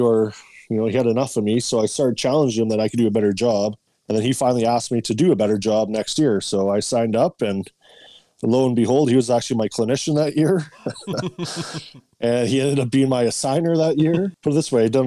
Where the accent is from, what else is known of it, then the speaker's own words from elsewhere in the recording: Winnipeg, Manitoba, Canada; I grew up in Winnipeg